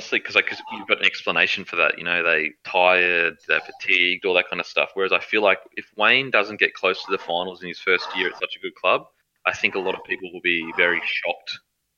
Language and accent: English; Queensland, Australia; I'm a Queenslander through and through